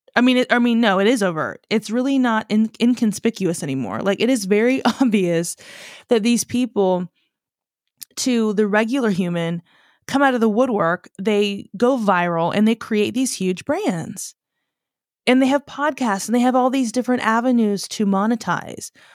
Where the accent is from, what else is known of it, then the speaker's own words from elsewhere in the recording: United States; growing up as an American